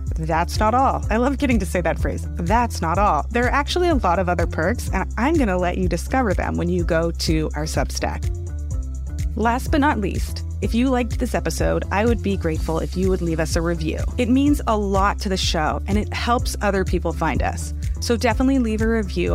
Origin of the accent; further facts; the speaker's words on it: Palo Alto, California, United States; I grew up in Palo Alto